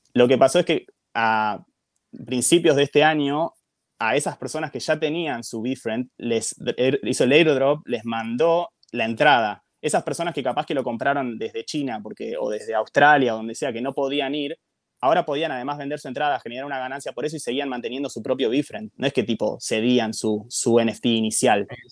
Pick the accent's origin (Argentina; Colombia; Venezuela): Argentina; vengo desde Argentina